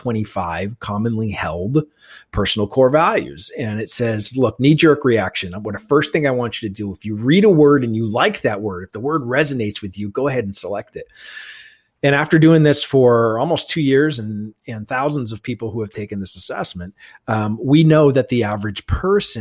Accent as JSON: {"language": "English", "region": "New England", "country": "United States", "tie": "born or raised there", "said": "growing up in New England"}